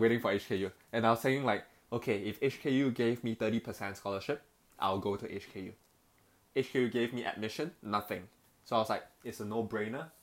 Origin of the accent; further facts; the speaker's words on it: Petaling Jaya, Selangor, Malaysia; moved away as an adult; now in Hong Kong; born and raised in Malaysia, uh, in the town in a city called uh, Petaling Jaya